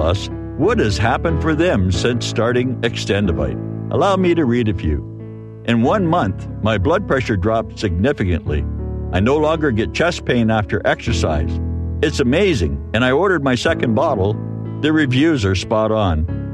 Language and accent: English; Holyoke, Massachusetts, United States; right in my hometown right here in, in uh, Holyoke, where I'm at right now